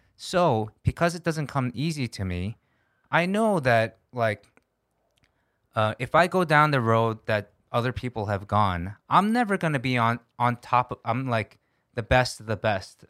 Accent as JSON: {"language": "English", "country": "United States", "also_born_or_lived": "Korea", "moved": "as an adult", "lives_now": "South Korea", "said": "as an American, I'm a little bit detached being in Korea for almost ten years now"}